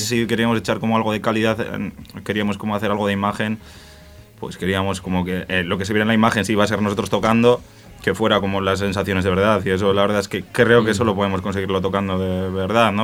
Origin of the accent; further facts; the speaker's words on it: Spain; en mi pueblo, que es un pueblo de 2.000 habitantes, que se habla euskera en todos los rincones